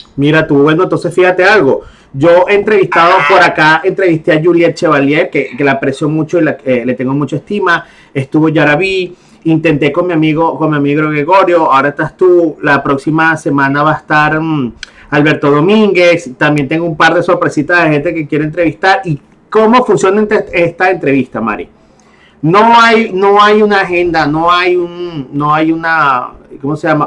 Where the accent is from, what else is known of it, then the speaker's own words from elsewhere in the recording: Venezuela; now in Panama; yo soy venezolano, yo soy venezolano y yo soy extranjero y yo llego a Panamá